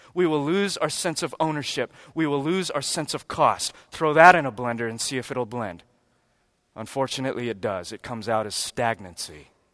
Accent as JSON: {"language": "English", "country": "United States", "said": "We're American Christians"}